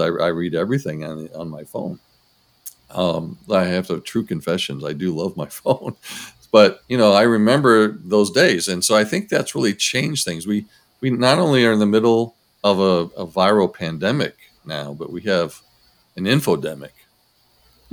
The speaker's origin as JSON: {"language": "English", "town": "Rossford", "region": "Ohio", "country": "United States", "tie": "born or raised there", "said": "I grew up in Rossford, Ohio. So Rossford's a suburb of Toledo"}